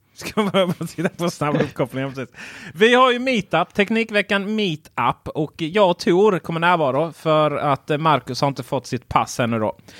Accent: Blekinge, Sweden; Jag är från Blekinge

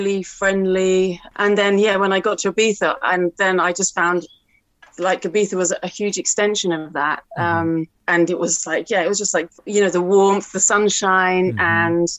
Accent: Harrow, London, United Kingdom; I grew up in Harrow

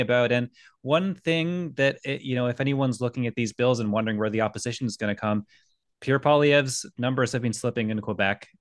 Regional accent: Scotland, United Kingdom; now in Canada; I was born in Scotland

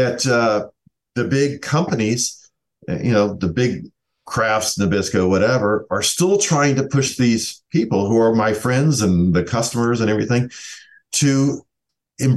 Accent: the South, United States; I'm from the South.

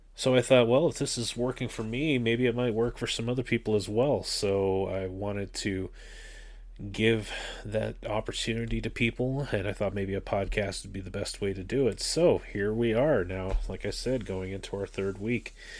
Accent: Canada; moved away; I grew up in the Anglican Church up in Canada

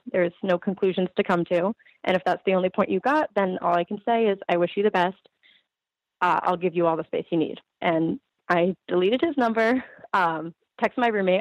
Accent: Ridgefield, Connecticut, United States; now in Stamford, United States; I grew up in Ridgefield, um, but I live in Stamford

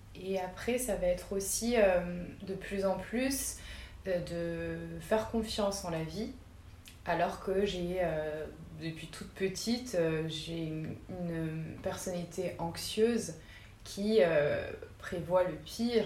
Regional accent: Moselle, Grand Est, France; je suis née en, en Moselle

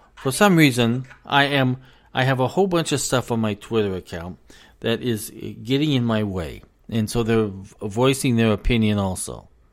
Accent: United States; I'm an American. I was born an American

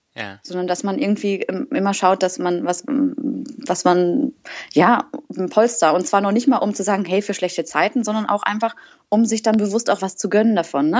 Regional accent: Waldkirch, Baden-Württemberg, Germany; moved away as an adult; now in Berlin, Germany; ursprünglich komme ich aus dem wunderschönen Schwarzwald, äh, aus Waldkirch das ist äh, eine Stadt mit Orgelmuseum

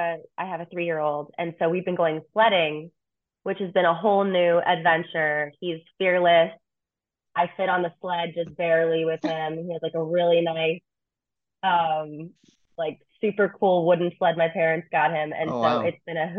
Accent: Texas, United States; now in Michigan, United States; I grew up in Texas

